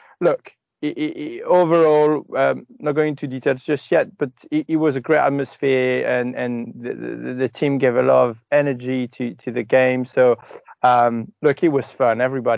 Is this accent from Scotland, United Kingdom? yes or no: yes; Scotland, United Kingdom; As a Scot, I think it's fun that you play the pessimist.